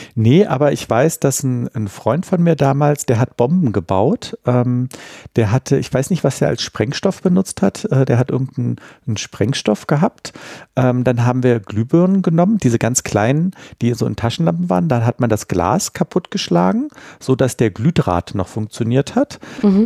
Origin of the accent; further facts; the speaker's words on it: Berlin, Germany; ich bin ja richtig in Berlin-Mitte aufgewachsen, äh, an der Sophienkirche